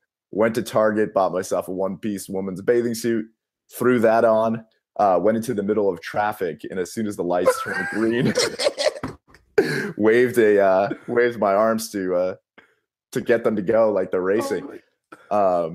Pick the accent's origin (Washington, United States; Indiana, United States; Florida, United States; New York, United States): Florida, United States; Boca Raton; also born or lived in San Francisco, California; now in Tempe, United States; I'm actually from Florida